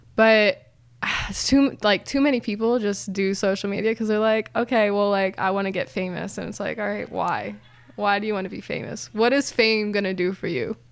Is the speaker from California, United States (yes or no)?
no; Philadelphia, Pennsylvania, United States; I actually am from Philly